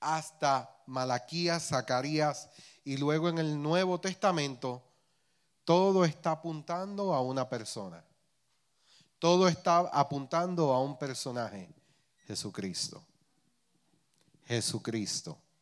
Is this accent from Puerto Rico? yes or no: yes; Puerto Rico; accent: Puerto Rican; criollización puertorriqueña